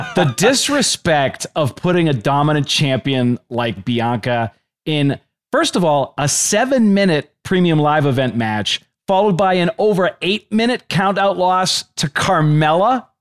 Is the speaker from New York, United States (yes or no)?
no; Boston, Massachusetts, United States; moved away; also born or lived in San Antonio; I'm from Boston